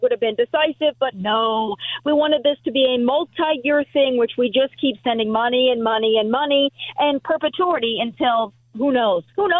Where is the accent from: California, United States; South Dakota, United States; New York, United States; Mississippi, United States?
South Dakota, United States; my home state of South Dakota, one of the reddest states in the nation.